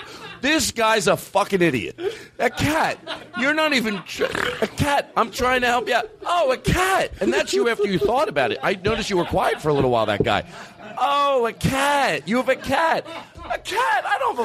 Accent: Philadelphia, Pennsylvania, United States; I'm from Philadelphia.

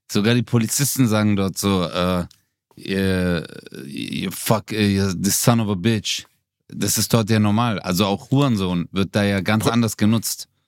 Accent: Gelsenkirchen, North Rhine-Westphalia, Germany; weil ich bin in Gelsenkirchen aufgewachsen, mein Leben war so hart in einem Einfamilienhaus.

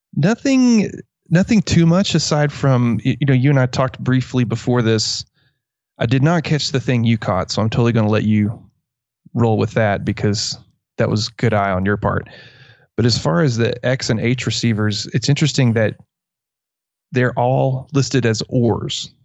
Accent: Merkel, Texas, United States; I grew up in Merkle, Texas

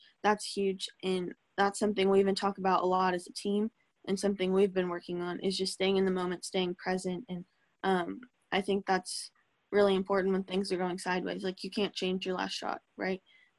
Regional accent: Tulsa, Oklahoma, United States; born there; this is funny because I was born in Tulsa, and I'm in Tulsa right now.

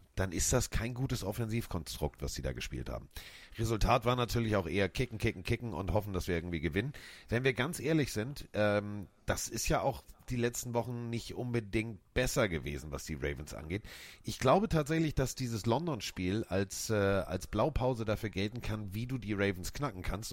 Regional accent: Hamburg, Germany; als Hamburger

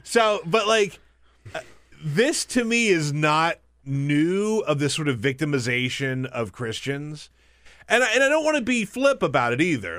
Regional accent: the South, United States; I grew up in the South

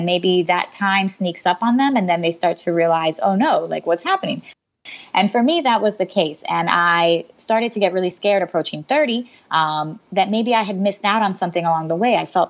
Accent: Puerto Rico; born there; Funnily enough, I was born in Puerto Rico, so my family's Hispanic.

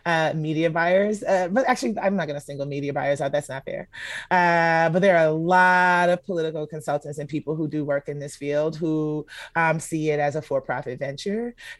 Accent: Atlanta, Georgia, United States; I grew up in Atlanta. I'm an Atlanta Public School graduate. Georgia Tech graduate.

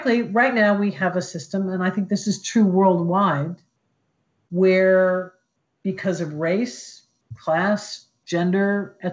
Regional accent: Columbus, Ohio, United States; I grew up in Columbus, Ohio

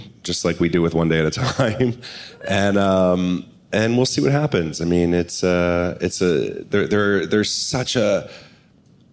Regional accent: Ohio, United States; moved away; We're from Ohio, but I had brought her out here like 12 years ago

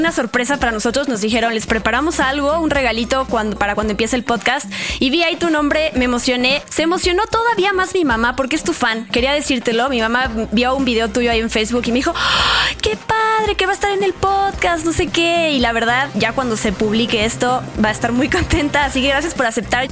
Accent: Mexico; como mexicanos nos emociona saber

